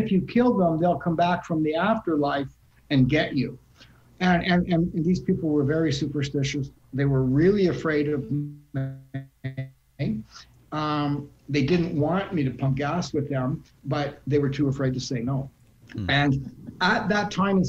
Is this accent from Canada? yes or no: yes; Canada; I'm a Canadian.